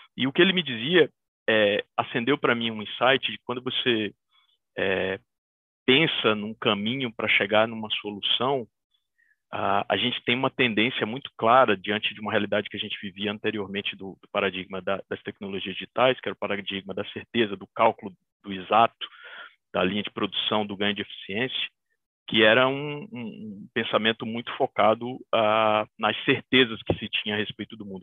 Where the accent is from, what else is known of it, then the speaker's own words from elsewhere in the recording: Bahia, Brazil; Eu, como bom baiano